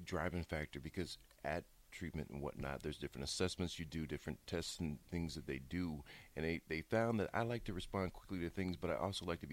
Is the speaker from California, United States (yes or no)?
no; Bellevue, Nebraska, United States; I'm from Omaha, you know, from Bellevue